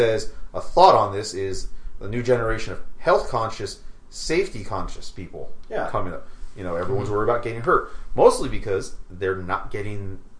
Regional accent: Hawaii, United States; I grew up in Hawaii.

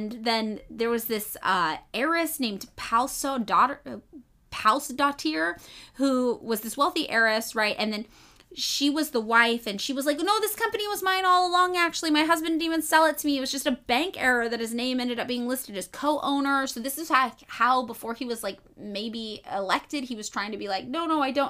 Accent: United States; I'm from the United States

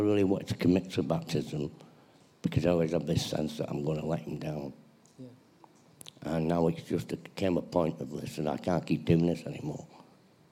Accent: Manchester, North West England, United Kingdom; I'm born in Manchester. I've got a brother and sister. I grew up believing in Jesus

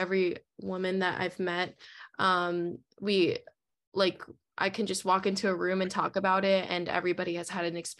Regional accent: New Jersey, United States; moved away as an adult; now in Brooklyn, United States; Currently living in Brooklyn right now for school. I'm in my last semester, but I'm from New Jersey

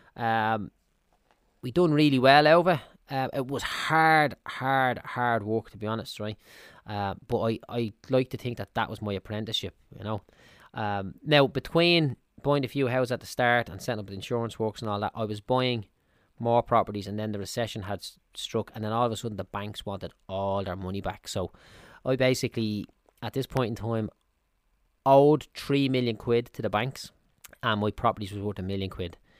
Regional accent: Dublin, Leinster, Ireland; I'm from Clondalkin in Dublin

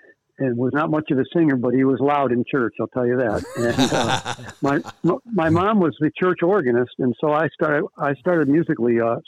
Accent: Western New York, United States; moved away; also born or lived in California; When I say I'm from New York, you wouldn't expect me to have much country roots, but it was very much country.

